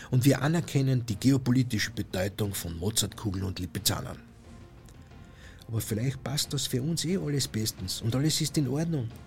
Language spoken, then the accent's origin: German; Austria; Ich als Österreicher sage, dass das ein Pazifismus sein muss, der sich zur bewaffneten Neutralität bekennt